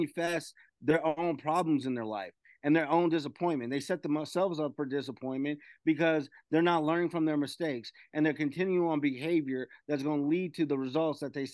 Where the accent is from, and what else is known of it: Las Vegas, Nevada, United States; born or raised there